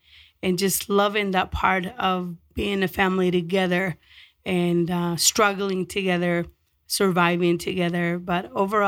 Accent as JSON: {"language": "English", "town": "Denver", "region": "Colorado", "country": "United States", "tie": "born or raised there", "also_born_or_lived": "Mexico", "said": "we came to this country, I immigrated from Mexico when I was 13. And I'm one of 14 children. So every day that we needed just about anything from food and basic human needs, there were people around. I grew up in North Denver."}